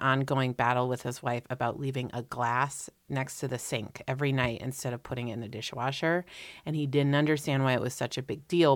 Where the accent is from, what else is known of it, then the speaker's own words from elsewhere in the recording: East Coast, United States; I'm from the East Coast